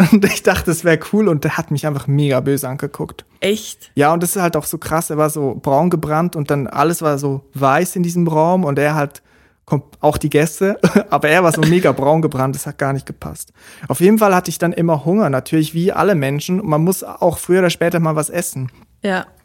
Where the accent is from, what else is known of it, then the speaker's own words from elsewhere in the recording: Switzerland; now in Germany; Und damals habe ich noch in der Schweiz gelebt. Ich bin ja Schweizer. Und der Sprung nach Deutschland, das ist natürlich ein Riesensprung